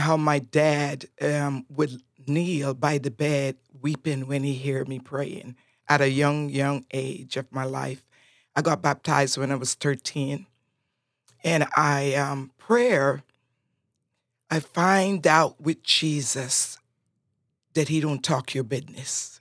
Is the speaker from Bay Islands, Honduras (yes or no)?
yes; Roatán, Bay Islands, Honduras; first language Spanish; English is a second language; now in United States